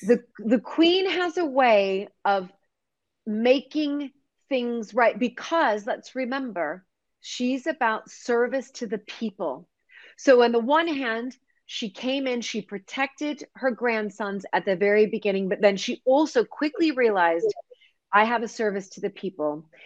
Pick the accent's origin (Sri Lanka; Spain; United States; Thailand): United States; also born or lived in Dorset, United Kingdom; now in United Kingdom; as the American